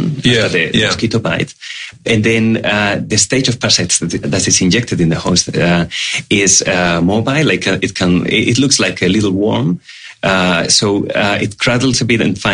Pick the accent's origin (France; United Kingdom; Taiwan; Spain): Spain; moved away as an adult; also born or lived in Australia; now in Melbourne, Australia; I came to Australia 8 years ago. I'm originally from Spain